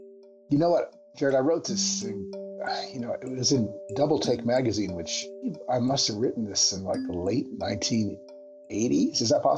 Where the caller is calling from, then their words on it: Berkeley, California, United States; I'm talking from Berkeley, California.